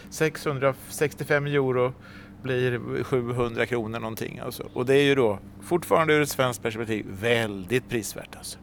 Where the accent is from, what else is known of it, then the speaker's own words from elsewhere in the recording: Sweden; vi som svenskar